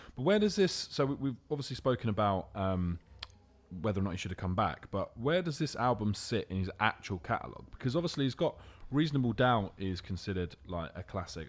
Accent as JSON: {"language": "English", "region": "London", "country": "United Kingdom", "said": "I'm from London."}